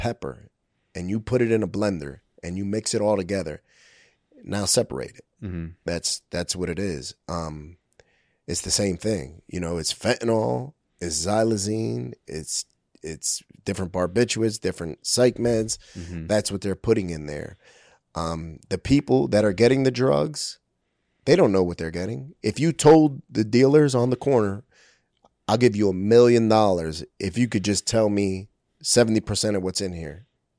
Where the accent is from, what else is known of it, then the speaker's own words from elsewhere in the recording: Brooklyn, New York, United States; So, I was born in 1980 in Brooklyn, New York, the Williamsburg area, the South Side, which at that time was Kensington before Kensington. It was an open air drug market.